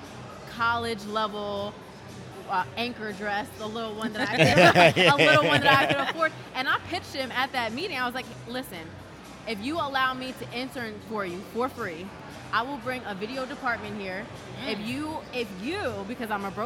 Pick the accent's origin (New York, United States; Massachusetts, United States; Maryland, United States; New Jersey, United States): New Jersey, United States; I live close to Philly. I'm from South Jersey